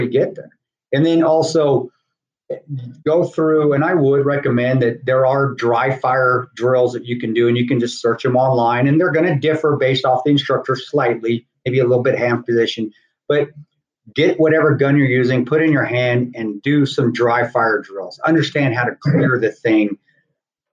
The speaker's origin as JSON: {"language": "English", "region": "Southern Colorado", "country": "United States", "tie": "born or raised there", "said": "growing up in Southern Colorado, my dad being from Lubbock, Texas"}